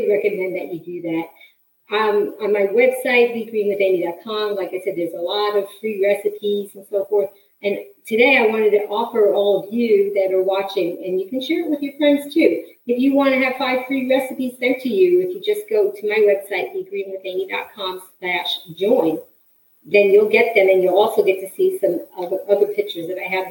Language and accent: English; New York City, New York, United States; I grew up in New York City